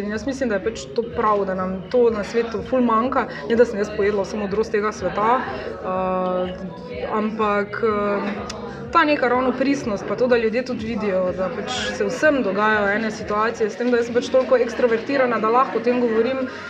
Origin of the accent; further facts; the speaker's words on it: Maribor, Styria, Slovenia; smo Mariborčani